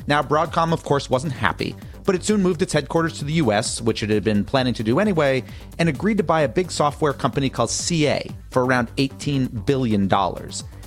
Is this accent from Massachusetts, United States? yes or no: yes; Massachusetts, United States; my home state of Massachusetts